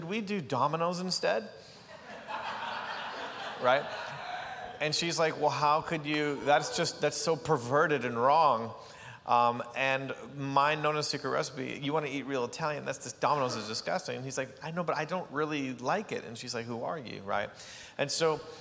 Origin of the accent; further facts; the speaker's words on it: Canada; I grew up in small town Canada